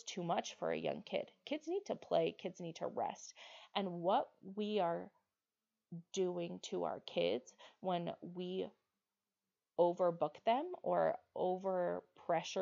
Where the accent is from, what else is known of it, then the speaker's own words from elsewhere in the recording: Utah, United States; I grew up in Utah and I've lived in Utah my whole life